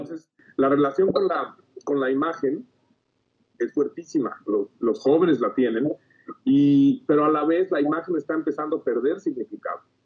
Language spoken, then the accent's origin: Spanish; Mexico; tenemos mucho, como mexicanos